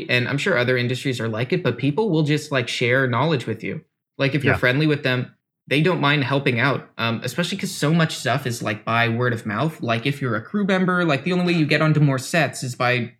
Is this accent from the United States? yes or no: yes; United States; We should also caveat that we're American.